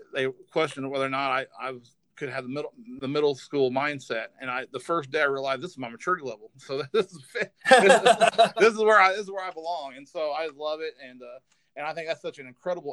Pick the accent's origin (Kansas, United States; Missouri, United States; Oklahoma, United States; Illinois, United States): Kansas, United States; Prescott; from Southeast Kansas. So I grew up in a town probably about 400 in population, a little town called Prescott, Kansas